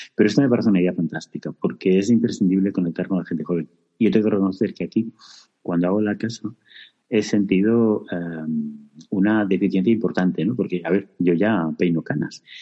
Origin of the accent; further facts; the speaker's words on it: Extremadura, Spain; activista LGBT y extremeño